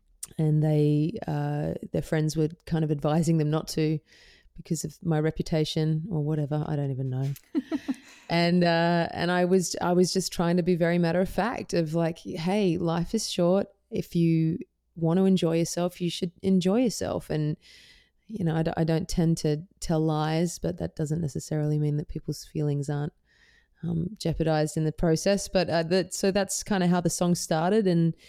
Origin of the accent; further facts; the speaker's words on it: Perth, Western Australia, Australia; also born or lived in Melbourne / Netherlands; Yeah, I grew up in Perth in Western Australia, and I lived in Melbourne for quite some time. But I also lived in Holland for a portion of my early teen years.